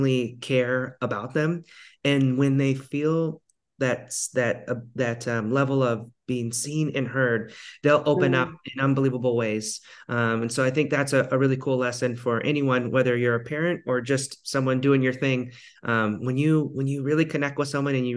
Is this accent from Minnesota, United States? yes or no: no; Ketchikan, Alaska, United States; my hometown in Ketchikan, Alaska.